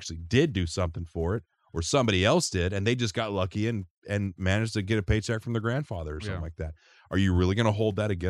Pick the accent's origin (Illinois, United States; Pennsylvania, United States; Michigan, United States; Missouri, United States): Missouri, United States; St. Louis; As a kid growing up in St. Louis in the summertime, I'd go see the Cardinals play with my Uncle Joe and my dad